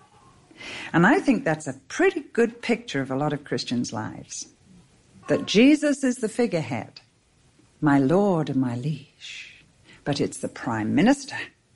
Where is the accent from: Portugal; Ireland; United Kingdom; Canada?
United Kingdom; England; I'm English.